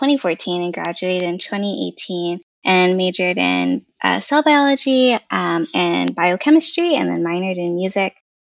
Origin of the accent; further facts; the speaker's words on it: Okinawa, Japan; born there; I was born in Okinawa, Japan, which is a small island off the coast of Japan.